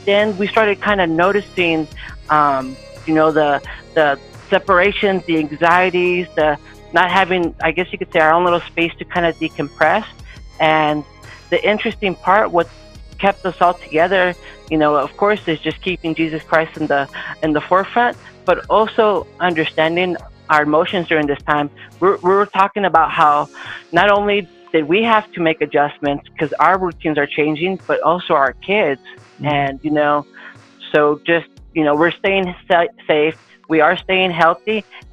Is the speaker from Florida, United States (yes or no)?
no; Orange County, California, United States; I was born and raised in Orange County, California, SoCal